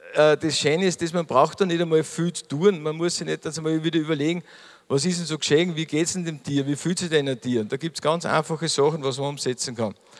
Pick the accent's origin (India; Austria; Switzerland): Austria; Mühlviertel, Upper Austria; bei uns im Mühlviertel